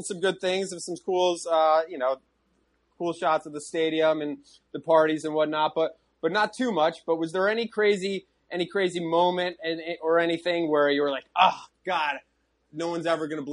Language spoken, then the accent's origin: English; United States; as an American